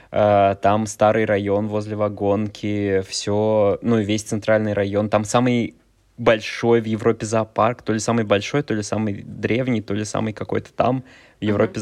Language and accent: Russian; Kaliningrad, Kaliningrad Oblast, Russia; moved away as an adult; я из Калининграда. Я там 18 лет прожил. Мне сейчас сколько, 28, 18 из 28 я прожил в Калининграде